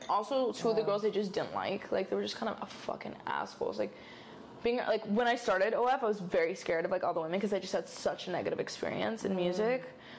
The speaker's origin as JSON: {"language": "English", "town": "Chula Vista", "region": "California", "country": "United States", "tie": "born or raised there", "moved": "as an adult", "lives_now": "Los Angeles, United States", "said": "I grew up in Chula Vista, San Diego. So it's pretty close to like the border. You know, it's like pretty deep San Diego."}